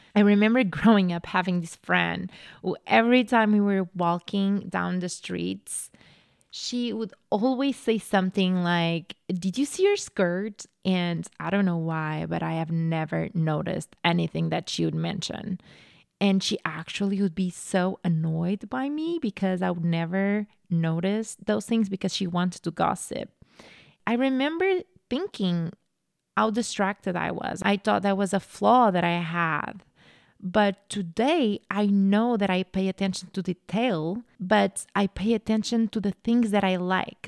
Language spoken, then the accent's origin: English; Portugal; moved away as an adult; now in United States; I'm from Portugal. So I grew up in Portugal.